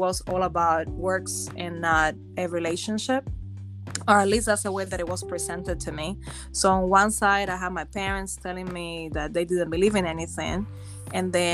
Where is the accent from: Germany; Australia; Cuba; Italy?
Cuba; moved away; I actually was born and raised in Cuba